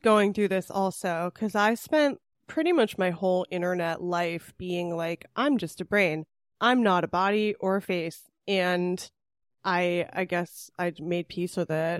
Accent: California, United States; I'm from California

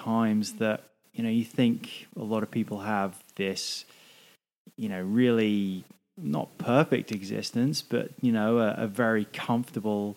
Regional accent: England, United Kingdom; now in Australia; I'm English.

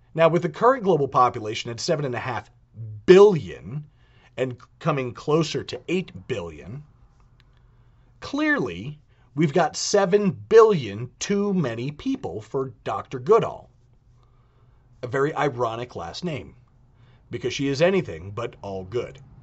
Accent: United States; Being American

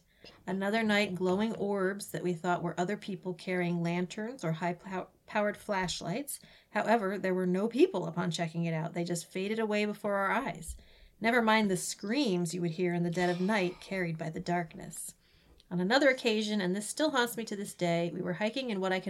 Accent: New Bedford, Massachusetts, United States; I grew up in New Bedford and would go hiking and spend the night out there in the Freetown State Forest, not very far from Profile Rock.

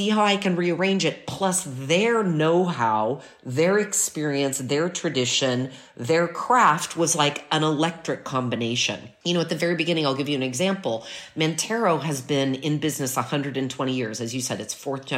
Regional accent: United States; now in Milan, Italy; I'm American

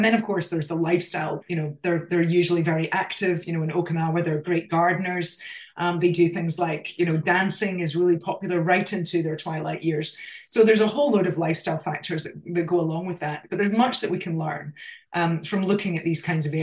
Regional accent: Scotland, United Kingdom; accent: Scottish; moved away as an adult; now in Australia; I grew up in Scotland, I mean, we lived in the country.

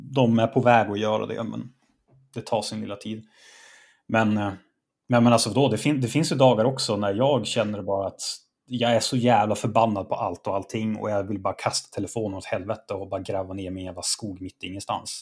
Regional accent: Norrland, Sweden; jag är norrlänning. Det är en del av min kultur

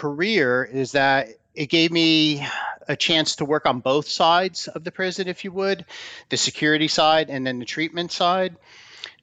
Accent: New Jersey, United States; moved away as an adult; went back to my home state of New Jersey

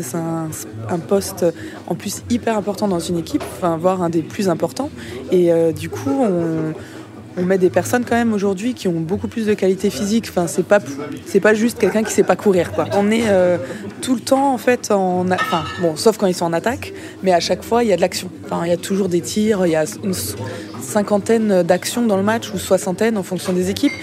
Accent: Mulhouse, Grand Est, France; now in Brest, France; Je suis née à Mulhouse

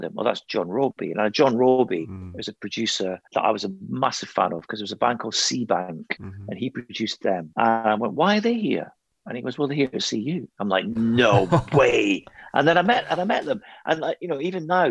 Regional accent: Scotland, United Kingdom; I'm not English. I'm Scottish

